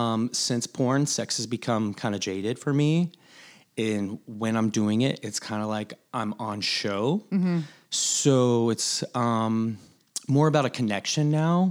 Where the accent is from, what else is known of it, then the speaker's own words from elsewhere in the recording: Myrtle Beach, South Carolina, United States; I'm from Myrtle Beach.